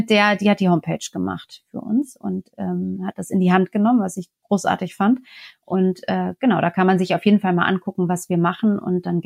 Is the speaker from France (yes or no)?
yes; France; er erwartet dann schon von mir als Franzose, vielleicht muss ich das noch dazu sagen. Das heißt, in Frankreich sind wir ja auch ähm, mit der Parität